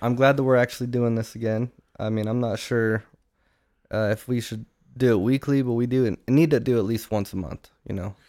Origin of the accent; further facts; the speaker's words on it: Utah, United States; moved away; we're from Utah